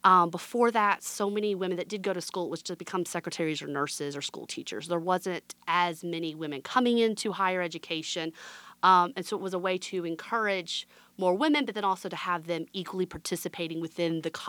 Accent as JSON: {"language": "English", "region": "Alabama", "country": "United States", "said": "Went to Chicago, met my husband. We were getting married. He's from Mississippi. I'm from Alabama. And we both wanted to move south."}